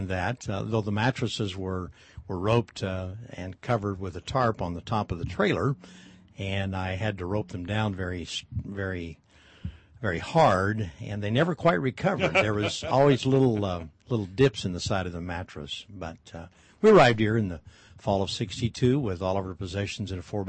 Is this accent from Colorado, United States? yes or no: yes; Colorado, United States; moved away as an adult; also born or lived in Kansas; now in Modesto, United States; I was born in Kansas, but I grew up in Colorado.